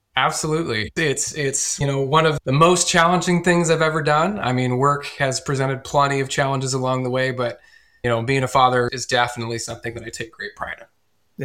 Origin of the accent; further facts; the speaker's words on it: Northeast Iowa, United States; I'm born and raised here in Northeast Iowa